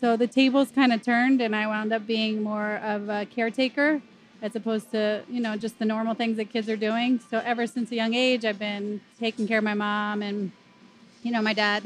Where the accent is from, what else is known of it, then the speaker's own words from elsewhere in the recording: Philadelphia, Pennsylvania, United States; moved away as an adult; now in Atlanta, United States; I'm from Philly. Born and raised.